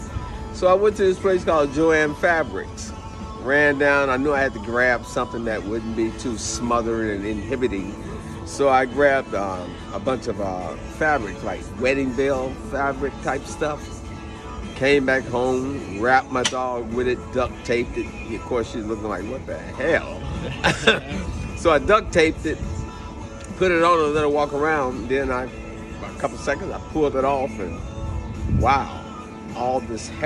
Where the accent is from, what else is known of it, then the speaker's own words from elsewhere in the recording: Chicago, Illinois, United States; I'm from Chicago, Illinois.